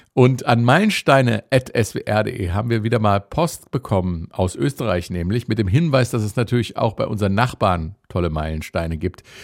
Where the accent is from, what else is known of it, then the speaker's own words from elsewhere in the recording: Upper Hesse, Germany; der Wiener Schmäh geht mir als gebürtiger Oberhesse natürlich ab